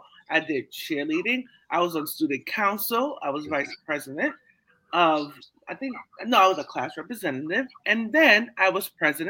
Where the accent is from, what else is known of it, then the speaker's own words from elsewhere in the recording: New York City, New York, United States; also born or lived in Canarsie, Brooklyn; I'm from Brownsville.